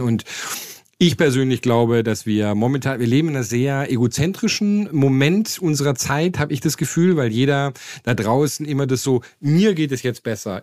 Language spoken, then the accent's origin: German; Germany; moved away; als Deutscher